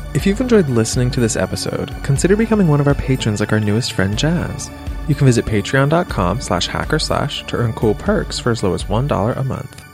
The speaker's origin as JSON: {"language": "English", "region": "Pennsylvania", "country": "United States", "said": "I'm from Pennsylvania"}